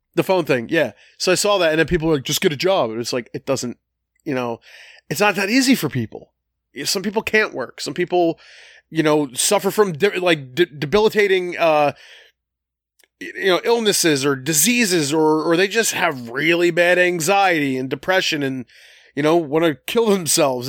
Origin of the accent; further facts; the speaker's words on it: Collingdale, Pennsylvania, United States; we grew up on Wayne Avenue and Collingdale